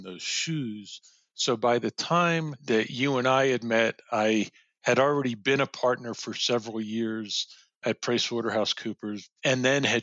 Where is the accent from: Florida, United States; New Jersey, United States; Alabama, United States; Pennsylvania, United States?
Pennsylvania, United States; Elkins Park; I grew up outside of Philly in Elkins Park, Montgomery County, went to Cheltenham High School